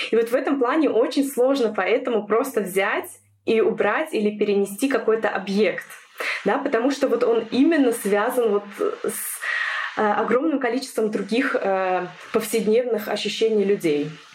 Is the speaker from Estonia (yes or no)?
yes; Estonia; moved away as an adult; now in Germany; Сама родом я из Эстонии.